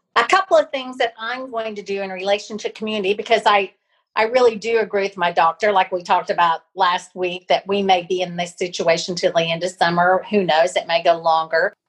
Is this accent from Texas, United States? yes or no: no; Pawhuska, Oklahoma, United States; moved away; Osage County, which is where I grew up